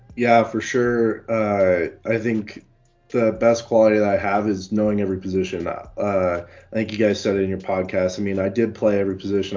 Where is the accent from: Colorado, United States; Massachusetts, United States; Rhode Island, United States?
Colorado, United States; I've been born and raised in Colorado